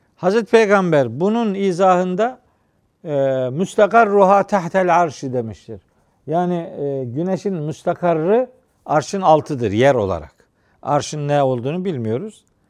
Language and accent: Turkish; Trabzon, Turkey; bizim Trabzon'da, Doğu Karadeniz'de filan çocukluğumda